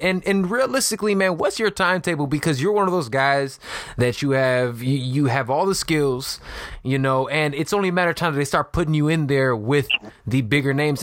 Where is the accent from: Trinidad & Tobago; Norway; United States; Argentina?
United States; Chicago, Illinois; I'm from Chicago. I'm from Illinois, so I know like the Midwest